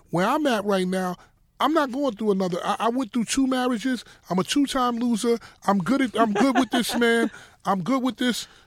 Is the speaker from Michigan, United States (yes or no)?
no; Harlem, New York, United States; I'm I'm from Harlem. We don't do the bare feet.